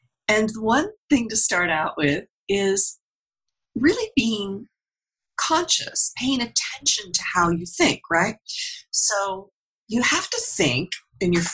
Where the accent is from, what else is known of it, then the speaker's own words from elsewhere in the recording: Pennsylvania, United States; I come from Pennsylvania, you know, and down here at the bottom is my hometown, out in the middle of nowhere and nothing